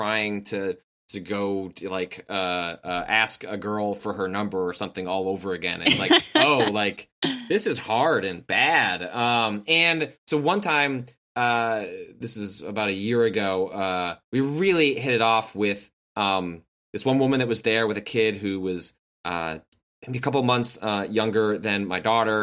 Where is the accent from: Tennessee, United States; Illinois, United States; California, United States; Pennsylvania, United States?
Illinois, United States; Chicago; I grew up in the Chicagoland area